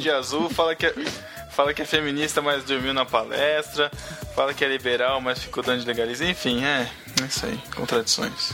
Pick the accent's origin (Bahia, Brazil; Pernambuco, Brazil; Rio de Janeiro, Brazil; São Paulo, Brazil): São Paulo, Brazil; Botucatu; botucuda daqui da minha terrinha